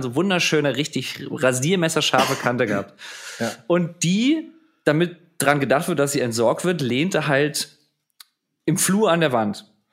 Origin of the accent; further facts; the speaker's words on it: Mainz, Rhineland-Palatinate, Germany; moved away as an adult; now in Berlin, Germany; ich komme ja aus Mainz ursprünglich, aus einem Vorort von Mainz, aus Hechtsheim